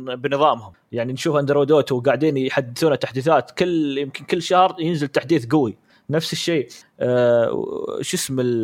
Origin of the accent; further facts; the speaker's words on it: Saudi Arabia; عندنا في السعوديه